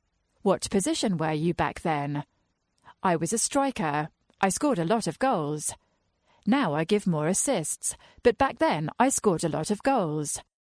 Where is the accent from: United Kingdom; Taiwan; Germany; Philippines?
Germany; Gelsenkirchen, North Rhine-Westphalia; English is a second language; It was in a cage, in Gelsenkirchen, the city where I grew up in Germany.